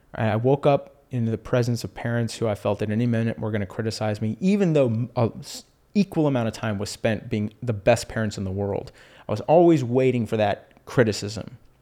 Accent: Houston, Texas, United States; also born or lived in Austin, Texas; I grew up in Houston.

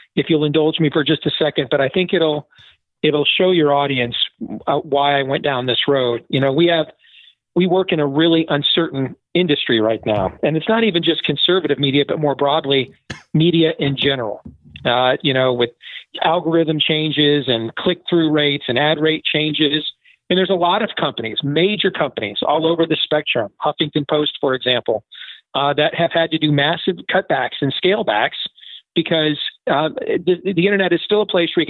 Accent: Iowa, United States; here in my home state of Iowa

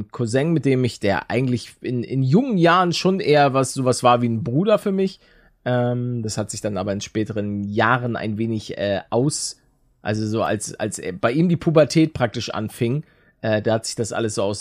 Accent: Northern Germany, Germany; einer Mannschaft, die mir ja auch als Norddeutscher doch schon nahe liegt.

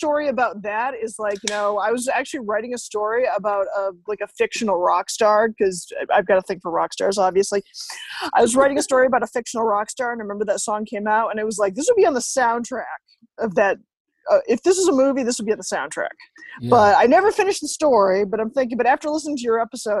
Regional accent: New Hampshire, United States; Yeah, I'm a local from New Hampshire.

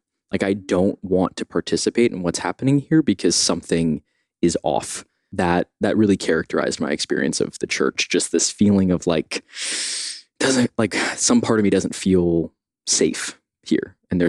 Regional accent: New York City, New York, United States; I grew up partially in Brooklyn, partially on the Upper West Side in Morningside Heights. So like right on the southern edge of Harlem in the early 90s

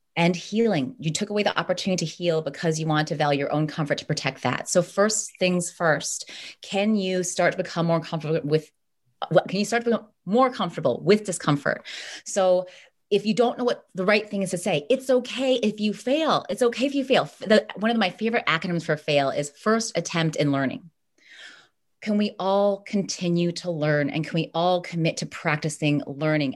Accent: United States; I was born here. I'm American

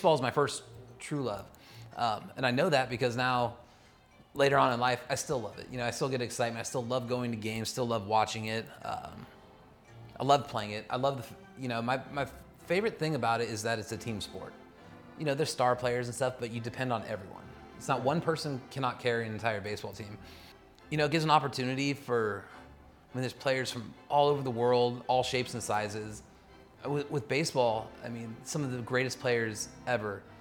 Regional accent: Los Angeles County, California, United States; also born or lived in Olympia, Washington; I didn't grow up in Orange County. I grew up in Los Angeles County for the most part.

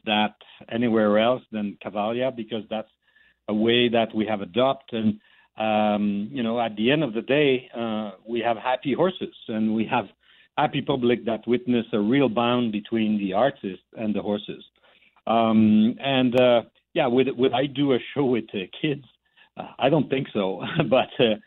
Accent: Montreal, Quebec, Canada; my hometown, Montreal

